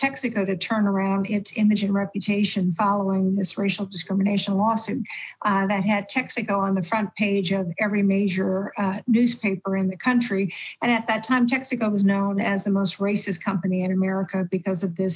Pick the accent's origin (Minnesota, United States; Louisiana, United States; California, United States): Louisiana, United States; also born or lived in Abbeville, Louisiana; I grew up in Jim Crow, Louisiana